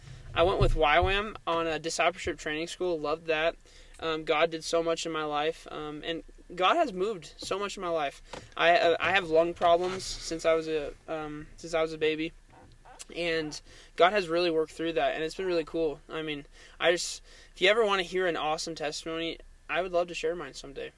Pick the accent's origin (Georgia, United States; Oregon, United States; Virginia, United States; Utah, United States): Oregon, United States; Eugene; born there; also born or lived in Salem; Yeah, so, after I was born in Eugene, I spent some time in Salem, Oregon, lived there for a little while.